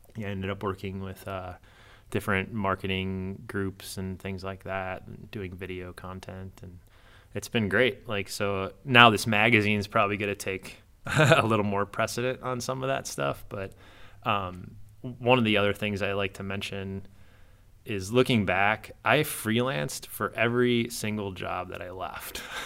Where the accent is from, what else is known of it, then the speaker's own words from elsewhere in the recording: Downers Grove, Illinois, United States; moved away as an adult; also born or lived in Chicago, United States; now in Indianapolis, United States; I grew up in Down-, Downers Grove area